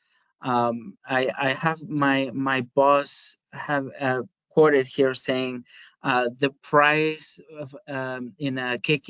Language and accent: English; Spain; moved away; I am originally from Spain. I am not from the Basque Country